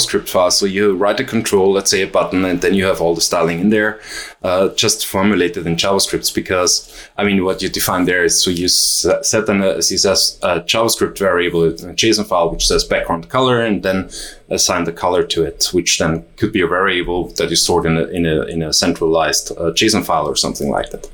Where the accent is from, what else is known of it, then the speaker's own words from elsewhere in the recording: Vienna, Austria; I'm from Vienna.